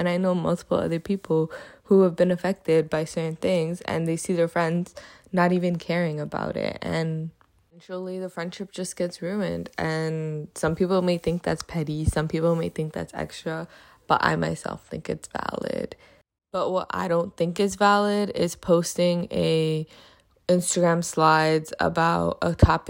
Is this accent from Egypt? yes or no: no; Afghanistan; I've posted about the things going on in my home country of Afghanistan